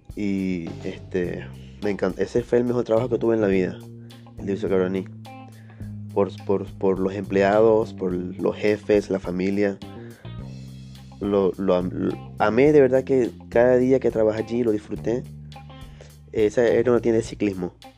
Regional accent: Ciudad Bolívar, Bolívar, Venezuela; moved away as an adult; also born or lived in Caracas; tuve que devolverme a, Ciudad Bolívar, a mi tierra natal

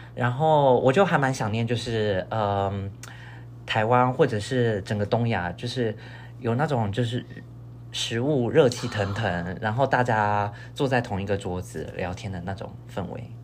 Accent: northern Taiwan, Taiwan; moved away as an adult; now in United States; 但因为我是北部人，所以我从小好像就只吃过北部粽就是了

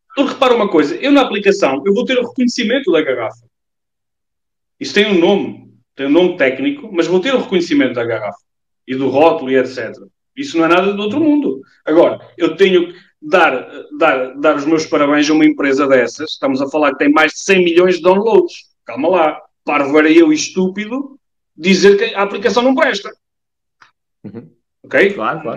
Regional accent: Portugal; porque eu sou português

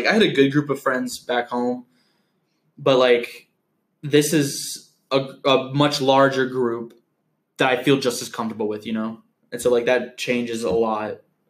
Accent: United Kingdom; accent: British; I hate listening to my British accent.

